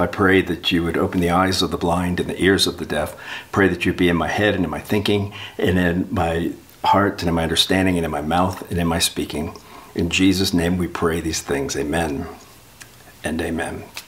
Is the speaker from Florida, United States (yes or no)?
yes; South Florida, United States; I'm from South Florida. I spent my life on boats